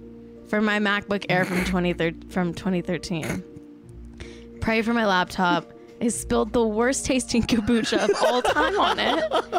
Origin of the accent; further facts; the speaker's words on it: Los Angeles, California, United States; And I'm from Los Angeles.